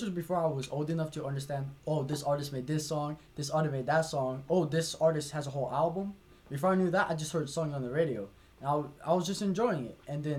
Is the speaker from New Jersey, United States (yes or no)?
yes; New Jersey, United States; also born or lived in Connecticut; now in Broward County, United States; Alright, I'm from Mercer County, Jersey, and then I moved around a little bit, moved to Connecticut, and now I'm in Broward County, Florida.